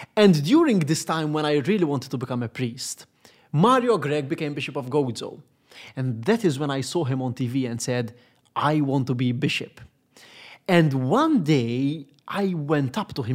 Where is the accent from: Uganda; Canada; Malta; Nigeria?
Malta; Gozo; I just was born on the island by chance.